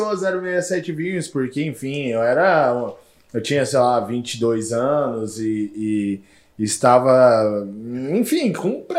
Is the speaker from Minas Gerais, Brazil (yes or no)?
no; Campo Grande, Mato Grosso do Sul, Brazil; Morei, cara, passei por 67 países, morei em vários lugares do mundo mas sempre quis voltar para minha terra, né? Para Campo Grande.